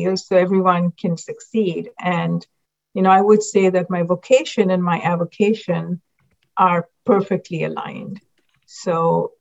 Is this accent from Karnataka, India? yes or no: no; Mumbai, Maharashtra, India; moved away as an adult; now in United States; I grew up in Mumbai, and growing up in Mumbai, India, everyone pretty much looked like me